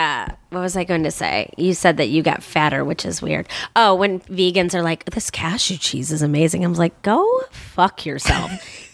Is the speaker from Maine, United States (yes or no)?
no; Chicago, Illinois, United States; accent: heavy Chicago; now in Los Angeles, United States; I'm from Chicago proper.